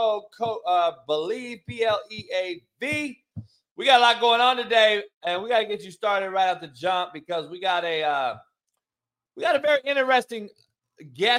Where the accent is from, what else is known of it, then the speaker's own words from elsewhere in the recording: Compton, California, United States; I'm really from Compton